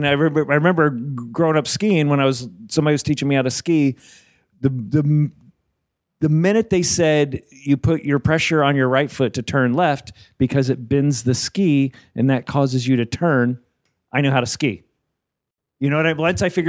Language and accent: English; New Jersey, United States; Primarily New Jersey.